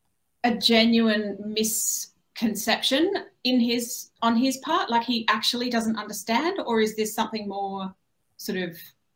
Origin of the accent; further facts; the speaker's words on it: Australia; Being Australian, I see US politics playing out a little bit at a distance